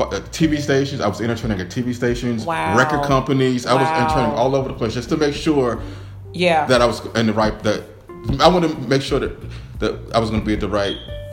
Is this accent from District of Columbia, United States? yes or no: yes; Washington, District of Columbia, United States; I grew up in the Washington, D.C. area, and I used to, when I was in grade school in Washington, D.C.